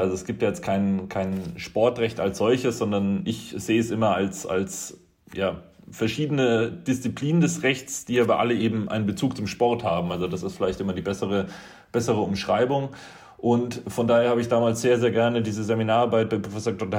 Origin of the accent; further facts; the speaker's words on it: Upper Franconia, near Kronach, Bavaria, Germany; ich komme aus, komme aus Oberfranken, aus äh, der Nähe von Kronach